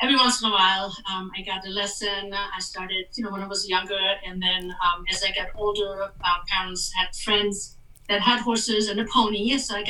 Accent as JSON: {"language": "English", "country": "Germany", "tie": "born or raised there", "moved": "yes", "lives_now": "Castle Rock, United States", "said": "born and raised in Germany"}